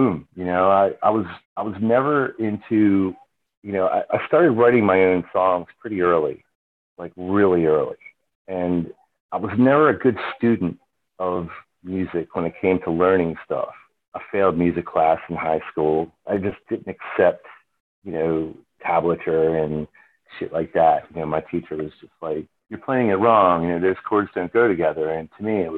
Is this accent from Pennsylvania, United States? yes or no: no; Baltimore, Maryland, United States; I grew up in Baltimore, and my dad was a musician.